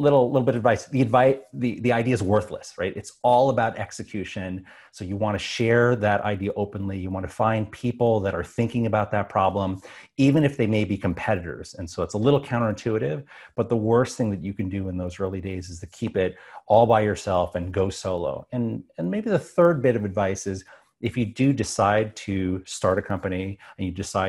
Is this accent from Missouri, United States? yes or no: no; New York, United States; So when I was growing up on Long Island, I was always a math and science geek